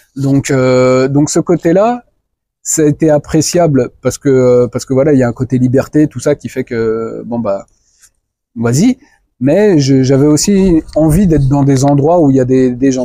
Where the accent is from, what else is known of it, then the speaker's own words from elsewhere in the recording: France; moved away as an adult; also born or lived in Guinea; alors moi, je suis né en France, hein, j'ai grandi en France, j'ai tout fait en France